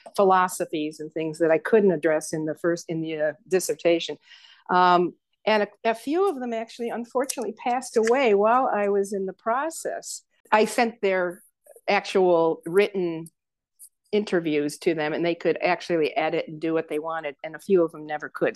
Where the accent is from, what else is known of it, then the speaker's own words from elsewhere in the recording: Saratoga Springs, New York, United States; moved away as an adult; also born or lived in Kansas / Albany, New York / Rochester, New York / Tiffin, Ohio; now in Colorado, United States; my hometown in western New York State Saratoga Springs